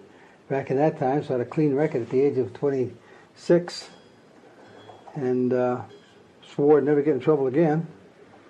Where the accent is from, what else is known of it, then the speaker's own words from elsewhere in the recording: Boston, Massachusetts, United States; I was born in Boston. At the age of 5, I was put on foster care through Division of Child Protective Services and welfare in Massachusetts, and raised in foster care of the state until I was 16.